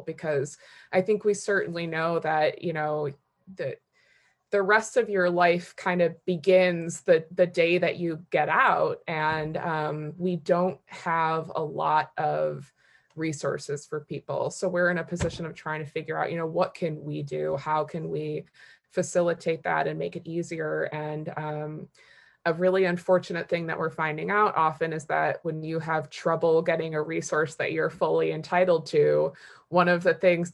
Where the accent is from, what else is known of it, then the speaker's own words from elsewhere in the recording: Detroit, Michigan, United States; now in Washington, D.C., United States; I come from the experience of having several family members incarcerated when I was a child growing up in Detroit.